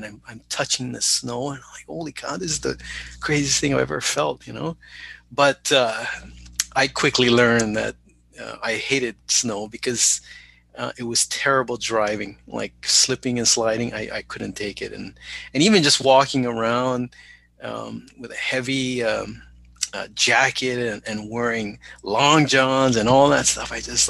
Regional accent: Honolulu, Hawaii, United States; accent: pidgin; moved away as an adult; also born or lived in New Jersey; I was born and raised in Honolulu, Hawaii.

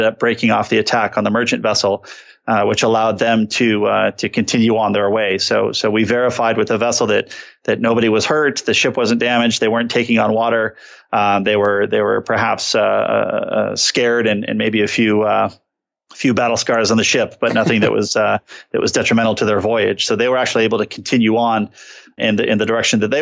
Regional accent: San Diego, California, United States; I grew up in San Diego

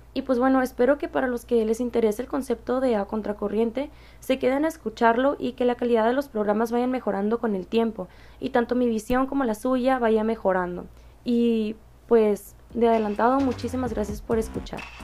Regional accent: Mexicali, Baja California, Mexico; soy de Mexicali, Baja California

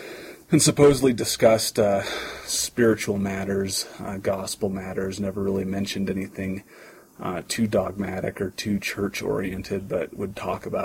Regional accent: Santa Fe, New Mexico, United States; I was born and raised in the Santa Fe, New Mexico stake.

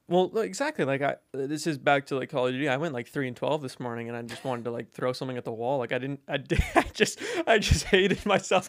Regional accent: Alberta, Canada; moved away; when I was home in, uh, Alberta

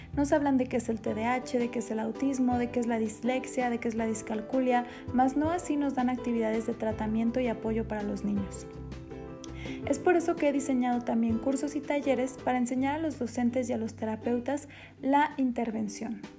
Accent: Morelia, Michoacán, Mexico; soy de Morelia, Michoacán

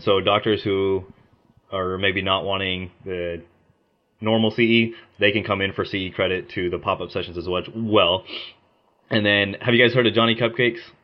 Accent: Mustang, Oklahoma, United States; also born or lived in India; I moved to Oklahoma whenever I was two, and I've been there ever since

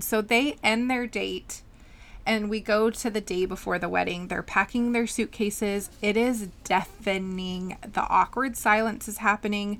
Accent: California, United States; we're both from California

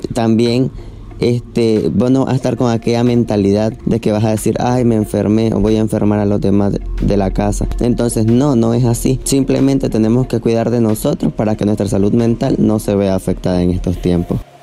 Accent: Matagalpa, Nicaragua; soy de Matagalpa

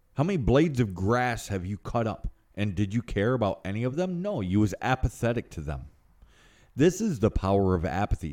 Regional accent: United States; first language English; I was raised here in America, but I was raised sideways of society.

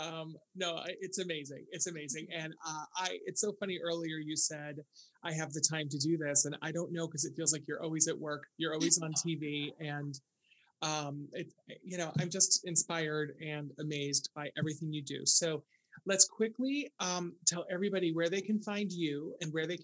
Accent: New York, United States; now in Southern California, United States; I'm from New York

